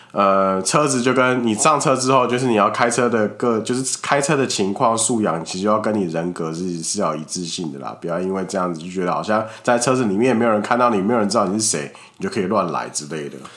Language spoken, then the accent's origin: Chinese; Taiwan; 我们台湾人